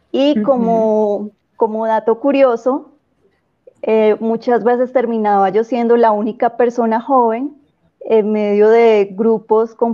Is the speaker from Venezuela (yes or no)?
no; Cúcuta, Norte de Santander, Colombia; Eh, bueno, Nora, te cuento que, mm, bueno, soy de Cúcuta, empezando por ahí, no